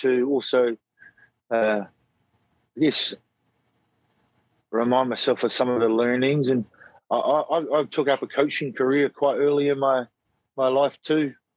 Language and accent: English; Nelson, New Zealand; also born or lived in Christchurch; We run a club here in my hometown of Nelson